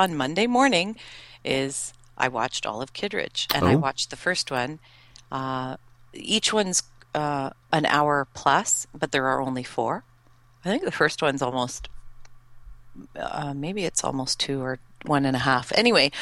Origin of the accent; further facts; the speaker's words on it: Canada; I'm Canadian